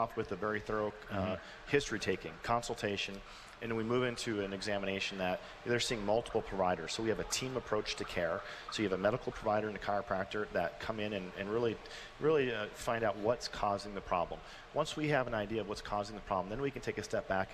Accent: Minnesota, United States; now in Colorado, United States; I grew up in Minnesota

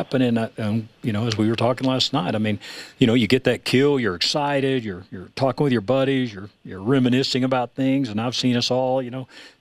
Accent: Texas, United States; moved away; I grew up in Texas

